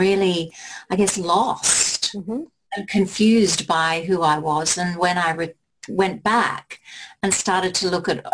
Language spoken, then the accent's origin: English; England, United Kingdom; I was born in England